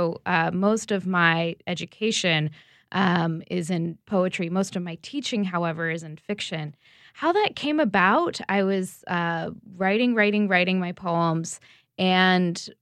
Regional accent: Baton Rouge, Louisiana, United States; now in Conroe, United States; I'm living in East Texas right now, but I grew up in Baton Rouge

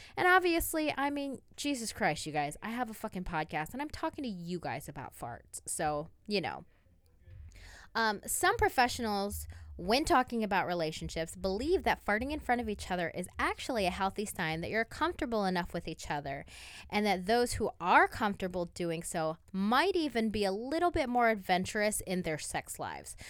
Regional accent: Toledo, Ohio, United States; we're both from Toledo, Ohio

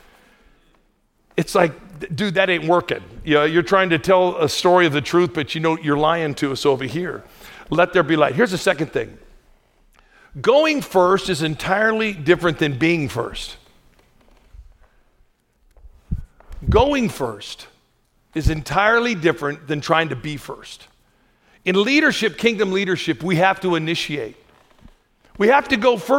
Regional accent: the Northwest, Pacific Northwest, United States; I grew up in the Northwest, lots of rain, lots of weeds.

